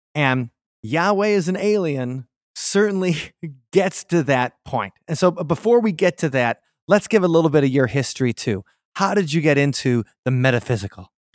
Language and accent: English; Milwaukee, Wisconsin, United States; I grew up Catholic in Milwaukee